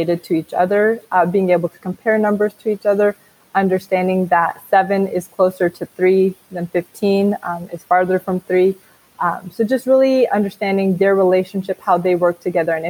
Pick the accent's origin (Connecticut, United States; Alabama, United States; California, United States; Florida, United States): California, United States; the Bay Area; I'm from the Bay.